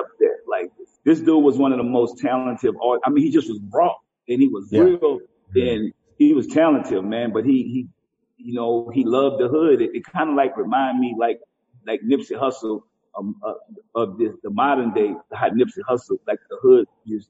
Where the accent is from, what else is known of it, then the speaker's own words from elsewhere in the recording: New Orleans, Louisiana, United States; they from New Orleans and they from where I'm from